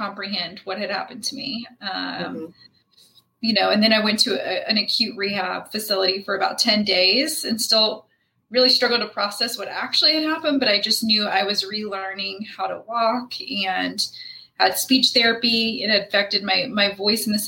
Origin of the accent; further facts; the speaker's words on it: Indianapolis, Indiana, United States; I was born and raised in Indianapolis